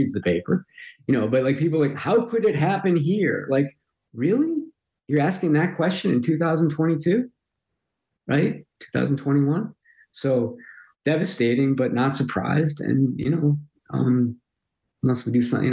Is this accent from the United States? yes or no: yes; Highland Park, Illinois, United States; moved away; Highland Park's kind of fairly ordinary